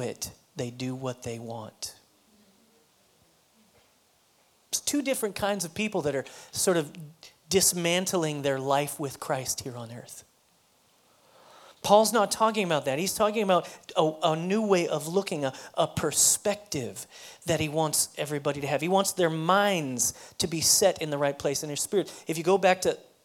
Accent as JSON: {"language": "English", "region": "Colorado", "country": "United States", "moved": "as an adult", "lives_now": "Texas, United States", "said": "I'm from Colorado"}